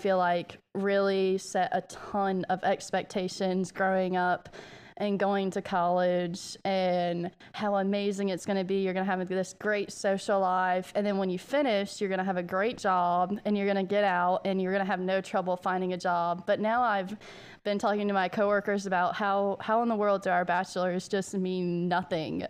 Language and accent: English; American South, United States; accent: southern American; It's southern